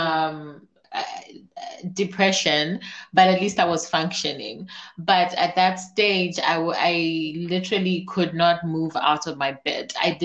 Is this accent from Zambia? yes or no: yes; Zambia; I'm from Zambia, so I'm also a very proud African woman.